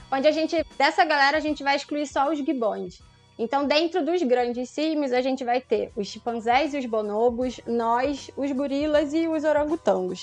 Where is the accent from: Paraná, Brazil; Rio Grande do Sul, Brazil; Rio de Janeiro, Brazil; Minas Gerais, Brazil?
Rio de Janeiro, Brazil; eu sou aqui do Rio